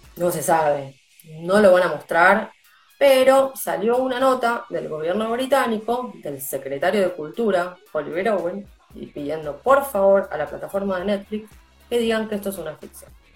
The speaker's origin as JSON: {"language": "Spanish", "country": "Argentina", "said": "nosotros como argentinos"}